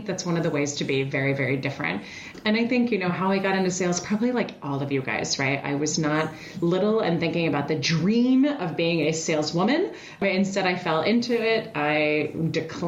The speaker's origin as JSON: {"language": "English", "country": "Switzerland", "moved": "yes", "said": "I hail from Europe. I'm originally from Switzerland"}